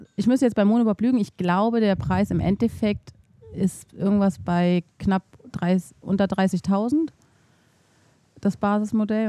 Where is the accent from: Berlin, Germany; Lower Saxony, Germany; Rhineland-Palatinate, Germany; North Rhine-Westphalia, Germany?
Berlin, Germany; moved away as an adult; also born or lived in Thuringia; ich komme halt aus Berlin